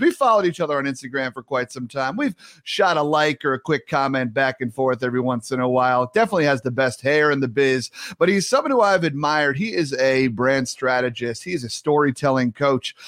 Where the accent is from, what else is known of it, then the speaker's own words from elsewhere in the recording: New York, United States; moved away; as a New Yorker